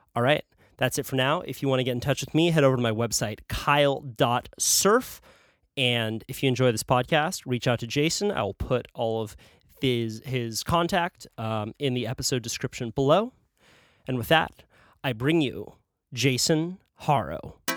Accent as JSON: {"language": "English", "town": "Santa Cruz", "region": "California", "country": "United States", "tie": "born or raised there", "said": "based out of Santa Cruz, California, my hometown."}